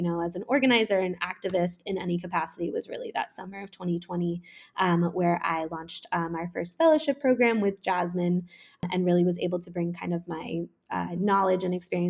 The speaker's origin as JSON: {"language": "English", "town": "Woodstock", "region": "New York", "country": "United States", "tie": "born or raised there", "moved": "yes", "lives_now": "Ridgewood, New York, United States", "said": "originally, I am actually from Woodstock, New York, which is a little town about 2 hours, a very small but famous little town about 2 hours upstate from New York City. And I grew up there"}